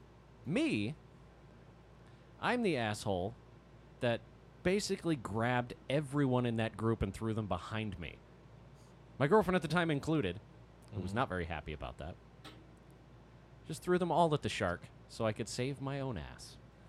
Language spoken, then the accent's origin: English; Fort Worth, Texas, United States; also born or lived in Arlington, Texas / Oklahoma / Miami; now in Dallas, United States; But I was born in Fort Worth and then kind of moved around Fort Worth and Arlington for a while and then made my way to Oklahoma, then Miami, then back to Dallas.